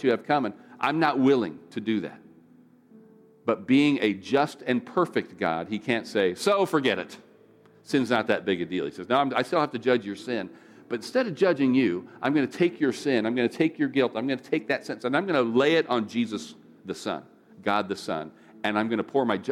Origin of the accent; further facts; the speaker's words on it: United States; as an American